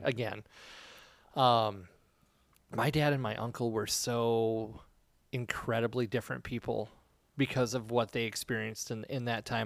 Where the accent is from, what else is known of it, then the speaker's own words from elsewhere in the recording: United States; being an American